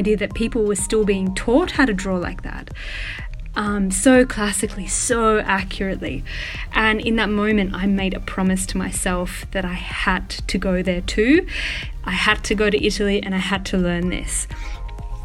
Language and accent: English; Australia; also born or lived in Melbourne; I am Australian and I was born and raised in a very, what would be considered by most as a really remote community on a farm out in like, not outback, but like the bush, the Australian bush